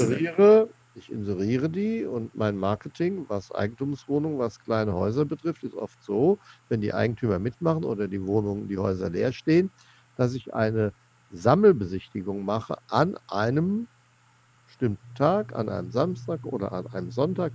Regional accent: Seligenstadt, Hesse, Germany; Seligenstadt, wo ich herkomme, gebürtig

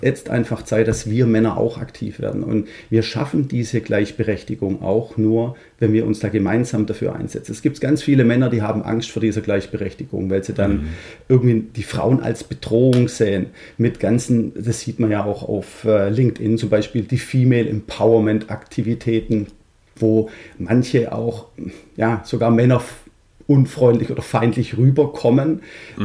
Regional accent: Stuttgart, Baden-Württemberg, Germany; accent: Swabian; moved away as an adult; now in Netherlands; ich bin 47 Jahre gebürtiger Schwabe aus Stuttgart, was man wahrscheinlich unschwer hören kann

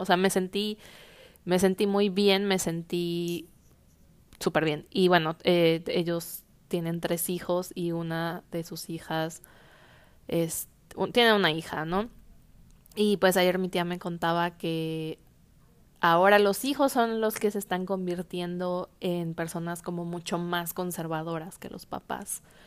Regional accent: Mexico; nosotros como mexicanos

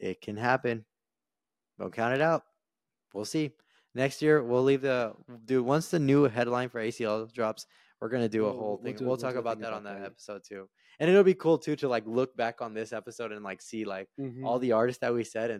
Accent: El Paso, Texas, United States; my hometown, El Paso, there's like 90% population. Yeah. Granted, we're at the frontera, but like, I mean, it's basically completely Hispanic.

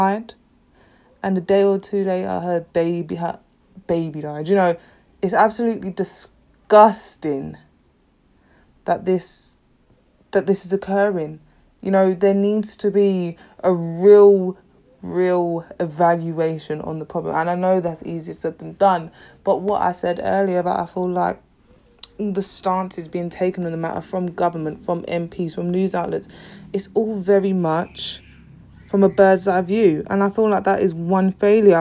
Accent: London, United Kingdom; I'm from London, East London

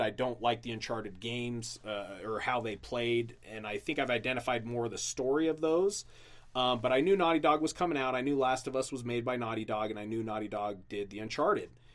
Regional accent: Utah, United States; I grew up in Utah since I was 10

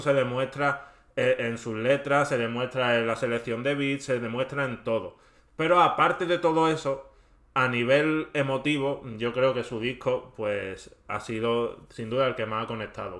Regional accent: Andalusia, Spain; accent: Andalusian; mi inglés andaluz que yo sí soy andaluz

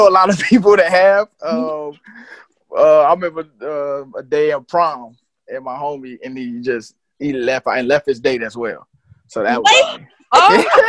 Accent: Chicago, Illinois, United States; No, and I'm from Chicago.

